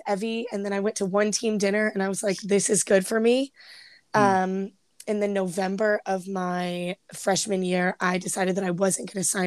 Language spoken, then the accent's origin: English; Indianapolis, Indiana, United States; I'm a senior. I'm studying human biology. Um, I'm from Indianapolis originally.